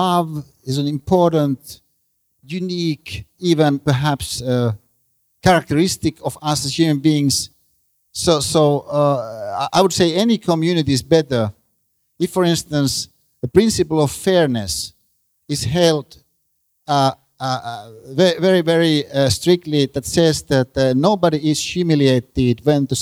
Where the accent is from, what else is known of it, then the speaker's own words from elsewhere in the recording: Finland; I'm a Finn